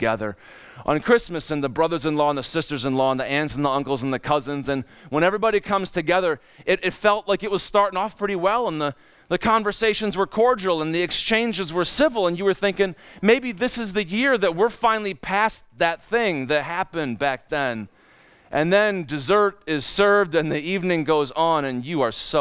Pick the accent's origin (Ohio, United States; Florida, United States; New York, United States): Ohio, United States; Cleveland; moved away; also born or lived in Minnesota; in Cleveland, Ohio, we knew about winter and lake